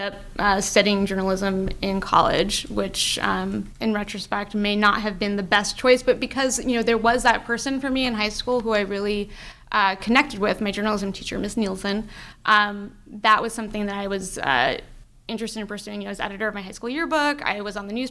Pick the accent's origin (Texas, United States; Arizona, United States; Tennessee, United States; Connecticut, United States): Arizona, United States; Phoenix; also born or lived in New York; now in Los Angeles, United States; I was born in New York, but I moved to Arizona with my family when I was pretty young